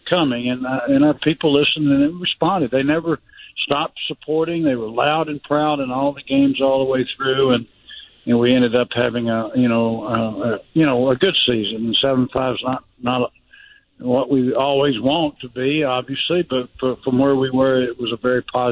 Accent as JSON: {"language": "English", "region": "Middle Tennessee", "country": "United States", "said": "I'm from Middle Tennessee, so I'm a Tennessee fan"}